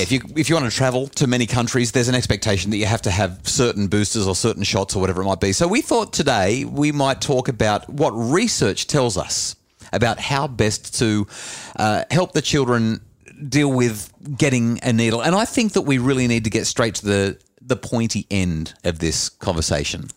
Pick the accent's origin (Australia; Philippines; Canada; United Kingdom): Australia; New South Wales Central Coast; growing up on the New South Wales Central Coast